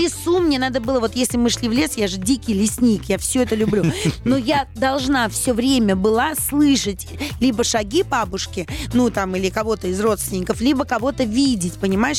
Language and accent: Russian; Saint Petersburg, Russia; я же вообще питерская, то есть мы-то там жили